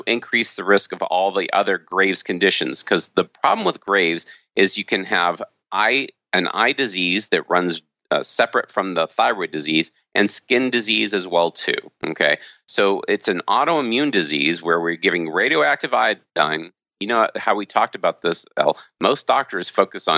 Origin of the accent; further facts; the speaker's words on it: United States; I grew up in America as a standard American doctor